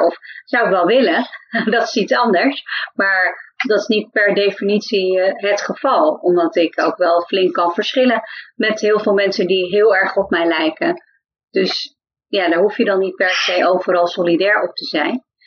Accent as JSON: {"language": "Dutch", "region": "Friesland", "country": "Netherlands", "accent": "Frisian", "moved": "yes", "lives_now": "The Hague, Netherlands", "said": "ik kwam uit Friesland"}